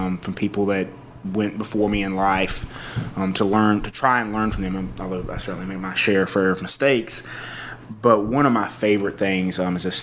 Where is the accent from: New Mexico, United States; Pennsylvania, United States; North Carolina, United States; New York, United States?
North Carolina, United States; Eastern; now in Winston-Salem, United States; I grew up in East North Carolina, like on a farm